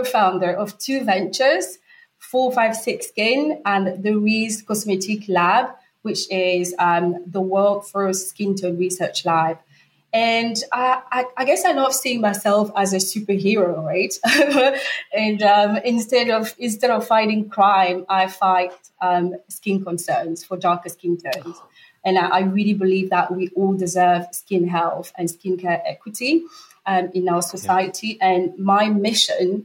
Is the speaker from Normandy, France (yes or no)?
yes; Normandy, France; moved away; also born or lived in Cameroon; I am French. I was born on the French side of Cameroon in Central Africa, raised in the Normandy, and I've moved around quite a bit